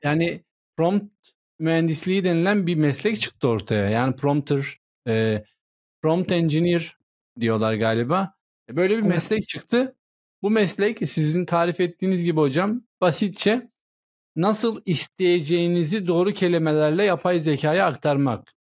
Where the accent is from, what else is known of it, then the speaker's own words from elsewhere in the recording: Turkey; first language Turkish; Ben Türkçe biliyorum. Türkiye'de doğdum. Türkçeyi ana dilim olarak konuşuyorum.